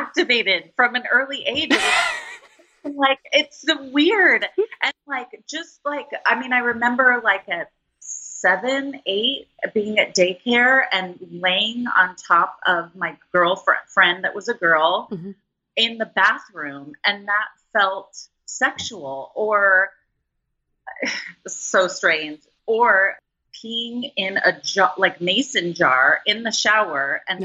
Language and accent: English; Los Angeles, California, United States; I grew up in Los Angeles